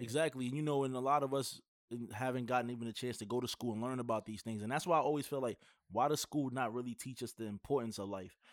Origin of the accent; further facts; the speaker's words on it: New York, United States; I'm from New York